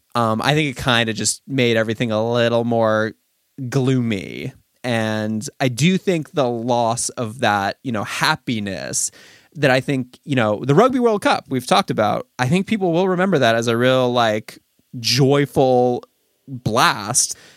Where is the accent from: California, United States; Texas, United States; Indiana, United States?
California, United States; Los Angeles; I'm from Los Angeles, an area that is constantly on fire in the summer